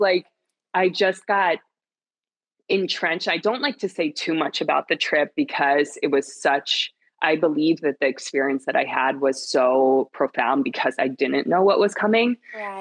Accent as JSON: {"language": "English", "region": "Pennsylvania", "country": "United States", "tie": "born or raised there", "moved": "as an adult", "lives_now": "New York City, United States", "said": "I am born and raised in Pennsylvania"}